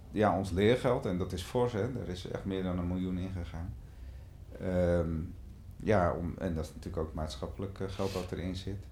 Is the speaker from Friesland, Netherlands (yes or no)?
no; Amstelveen, North Holland, Netherlands; Ik kom uit Amstelveen en daar zit best een heel goed vogelweidegebied ook, de Bovenkerkenpolder. Um, ehm, en daar liep ik van mijn vijf tot mijn vijftiende bij een, vriendje op de boerderij